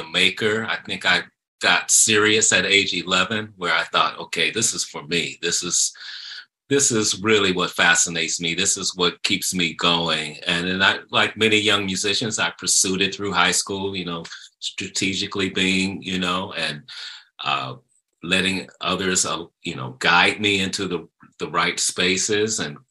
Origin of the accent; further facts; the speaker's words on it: Chicago, Illinois, United States; in Chicago, in my hometown